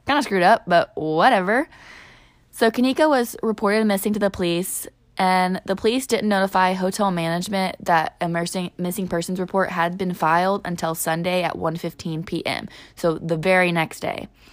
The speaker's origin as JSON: {"language": "English", "region": "southern Illinois", "country": "United States", "said": "we are from Illinois, the more southern part"}